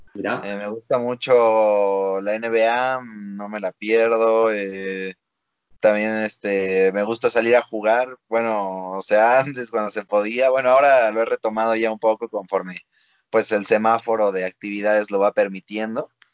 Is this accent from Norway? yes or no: no; Mexico; yo soy un freestyler mexicano